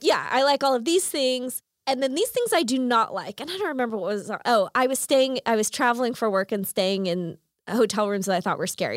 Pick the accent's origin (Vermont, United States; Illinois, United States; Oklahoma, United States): Oklahoma, United States; Chickasha; I grew up in Chickasha